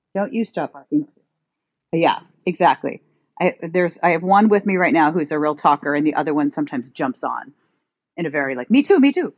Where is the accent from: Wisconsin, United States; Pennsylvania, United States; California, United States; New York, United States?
New York, United States; New York City; I grew up in New York City. I am one of those odd people who grew up in Manhattan